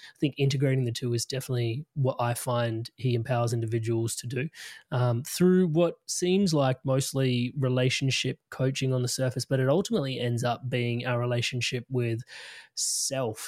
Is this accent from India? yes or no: yes; India; being Indian